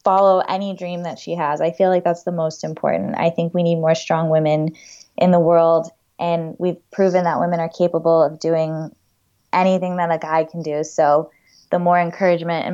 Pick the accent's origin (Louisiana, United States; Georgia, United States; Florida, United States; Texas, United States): Florida, United States; I grew up climbing in Florida